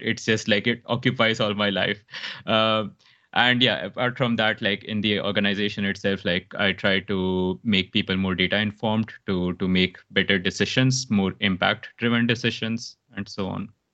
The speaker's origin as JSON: {"language": "English", "country": "India", "also_born_or_lived": "Mumbai, India / Dubai, United Arab Emirates", "moved": "as an adult", "lives_now": "Stockholm, Sweden", "said": "Originally, I'm from India, so a really small town, and then I moved into Mumbai"}